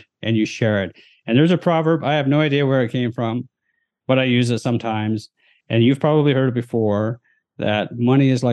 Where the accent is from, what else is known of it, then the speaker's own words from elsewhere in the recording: Chilliwack, British Columbia, Canada; as a Western Canadian, I grew up just outside of Vancouver in a small town called Chilliwack.